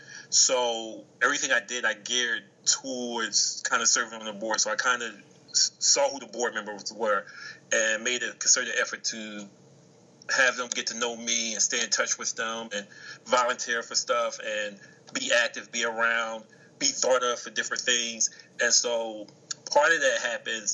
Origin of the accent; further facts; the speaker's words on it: Chester, Pennsylvania, United States; I'm from Chester, which is a hop, skip, and a jump away from Philly